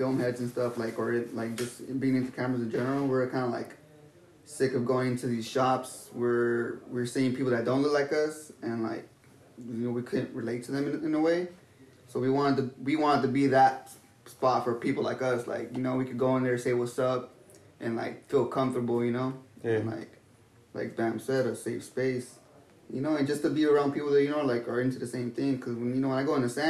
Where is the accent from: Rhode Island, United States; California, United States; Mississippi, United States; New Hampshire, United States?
California, United States; Los Angeles; also born or lived in South Central, Los Angeles; born and raised in Mid-City, which isn't far from South Central